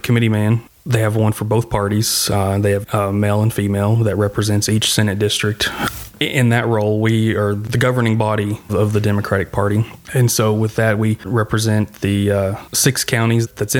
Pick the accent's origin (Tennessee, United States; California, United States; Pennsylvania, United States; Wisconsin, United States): Tennessee, United States; I grew up in Tennessee, was born here in Tennessee.